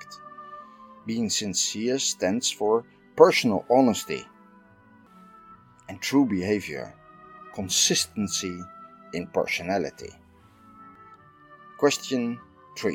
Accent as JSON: {"language": "English", "country": "Netherlands", "said": "I'm from the Netherlands."}